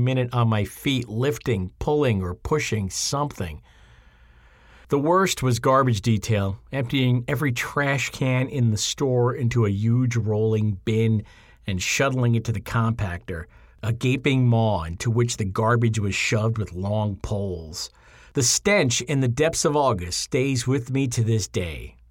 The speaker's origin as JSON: {"language": "English", "town": "Lindenhurst", "region": "New York", "country": "United States", "tie": "born or raised there", "said": "my hometown, Lindenhurst"}